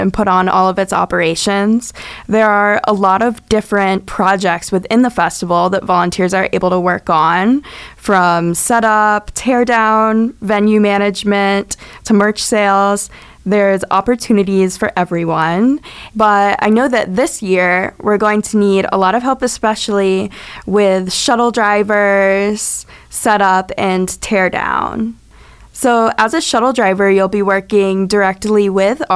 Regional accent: Bloomington, Indiana, United States; I grew up in Bloomington, and I've been around Lotus my whole life.

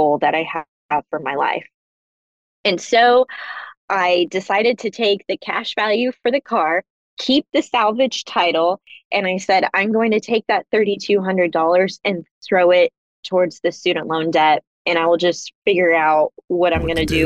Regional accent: Kansas City, Missouri, United States; when I was living in Kansas City. That's my hometown

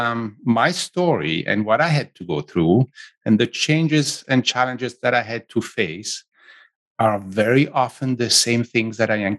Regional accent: Switzerland; accent: Italian; English is a second language; moved away as an adult; also born or lived in south of Italy; now in San Francisco Bay Area, United States; I grew up in Switzerland

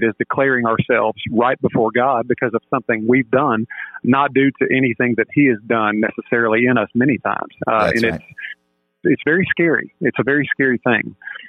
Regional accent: Mobile, Alabama, United States; born there; I was born in Mobile, Alabama, Roll Tide.

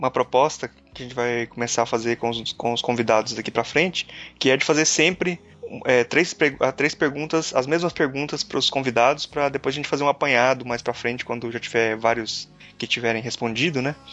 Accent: Brazil

